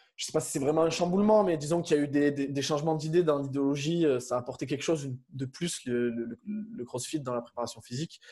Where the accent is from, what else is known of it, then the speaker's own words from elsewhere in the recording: Avignon, Provence-Alpes-Côte d'Azur, France; moved away as an adult; also born or lived in Montpellier; je suis originaire d'Avignon